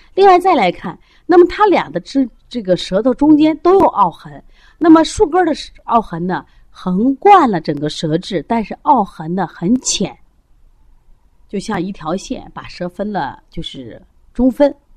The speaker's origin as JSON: {"language": "Chinese", "country": "China", "said": "我们中国人的骄傲"}